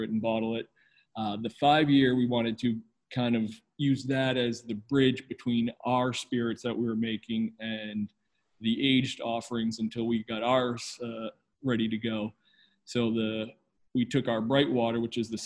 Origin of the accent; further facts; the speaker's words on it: New Hampshire, United States; moved away as an adult; also born or lived in Delaware; now in Portland, Maine, United States; I was born and raised in New Hampshire and went to school there